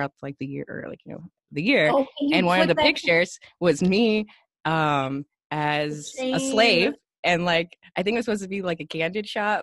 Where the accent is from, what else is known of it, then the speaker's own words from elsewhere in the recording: Bay Area, California, United States; now in Los Angeles, United States; This was in the Bay Area